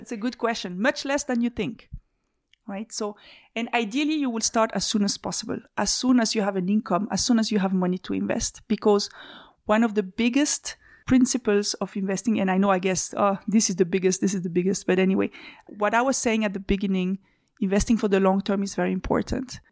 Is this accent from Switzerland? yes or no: yes; Switzerland; moved away as an adult; also born or lived in Belgium; So I'm a Swiss citizen. I grew up in Switzerland.